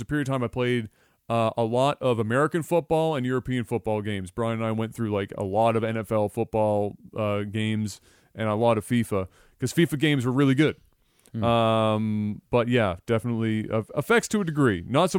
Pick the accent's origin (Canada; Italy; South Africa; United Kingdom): Canada; Is hockey. I'm Canadian.